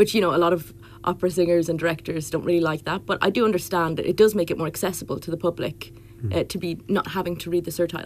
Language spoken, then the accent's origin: English; Drogheda, Leinster, Ireland; I am from Drogheda